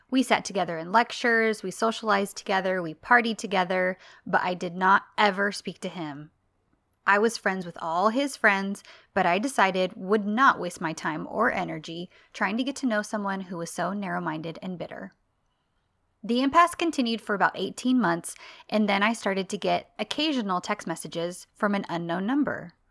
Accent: Northern Ireland, United Kingdom; I grew up in North Ireland during the Troubles. For my entire childhood and teens, there was violence and conflict based around religious and cultural differences between Catholics and Protestants.

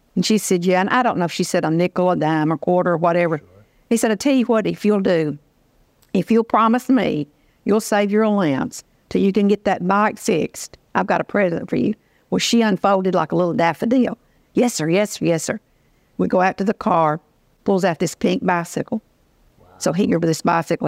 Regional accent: Union City, Tennessee, United States; moved away as an adult; now in Memphis, United States; my hometown, Union City, which is about one hundred forty miles from here.

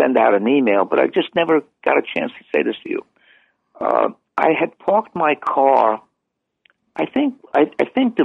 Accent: New York City, New York, United States; I'm a New Yorker.

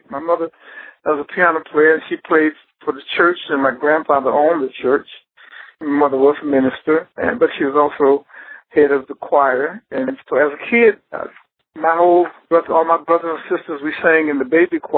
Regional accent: Detroit, Michigan, United States; I was born in Detroit.

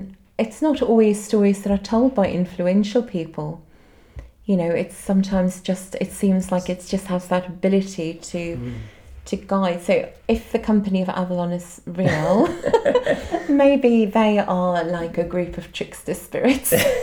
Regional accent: Cape Town, Western Cape, South Africa; now in Glastonbury, United Kingdom; I grew up in Cape Town in South Africa

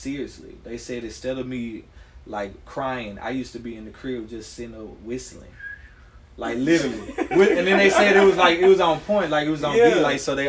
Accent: Memphis, Tennessee, United States; now in Atlanta, United States; So I'm 32, and I'm a singer. I'm originally from Memphis, Tennessee, and now I live in Atlanta, Georgia

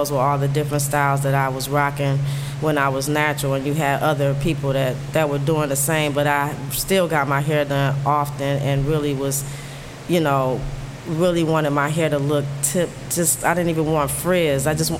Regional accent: New York, United States; because I'm from New York and I didn't work at these stores

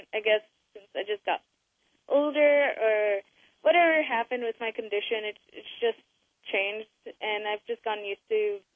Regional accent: Carson, California, United States; I grew up here in Carson, California

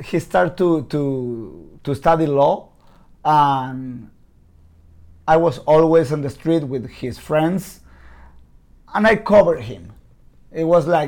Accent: Buenos Aires, Argentina; English is a second language; I'm from Buenos Aires, Argentina.

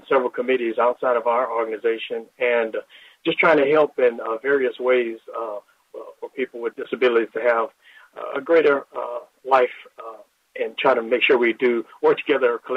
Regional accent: Lake Charles, Louisiana, United States; now in Texas, United States; I'm from Lake Charles, Louisiana, originally

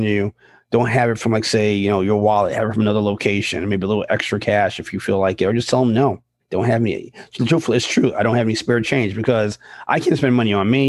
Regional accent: New York, United States; when I was a kid and growing up in New York

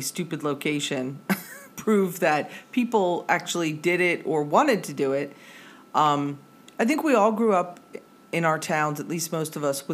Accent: Metuchen, New Jersey, United States; my hometown, which is Metuchen

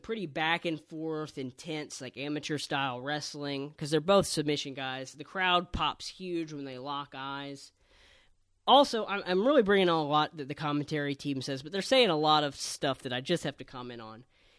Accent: the South, United States; I'm from the South, and I don't, you know, want to be the kind of person who's like, oh, the South gets discriminated against.

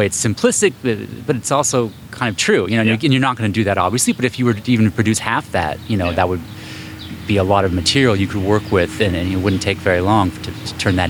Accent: California, United States; I'm the Bay Area.

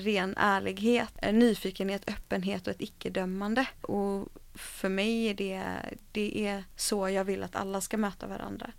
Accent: Gothenburg, Västra Götaland, Sweden; Majorna där jag kommer ifrån då, eller kommer ifrån, där jag växte upp

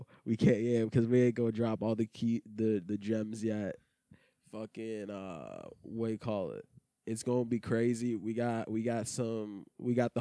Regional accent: Detroit, Michigan, United States; I grew up in Metro Detroit, like, in the suburbs area

